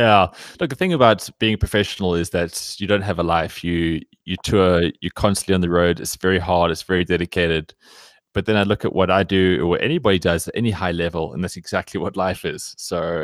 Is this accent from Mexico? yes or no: no; Cape Town, Western Cape, South Africa; now in Johannesburg, South Africa; living in Johannesburg, I grew up in Cape Town, now living up here